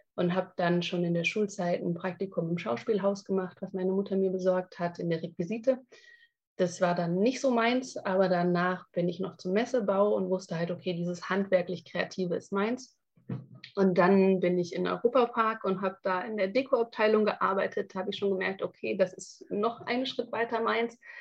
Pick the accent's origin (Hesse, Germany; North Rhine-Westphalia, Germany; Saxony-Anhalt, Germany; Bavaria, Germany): Hesse, Germany; Frankfurt; moved away as an adult; also born or lived in Hamburg; ich bin in Frankfurt aufgewachsen und bin mhm. dann nach Hamburg gezogen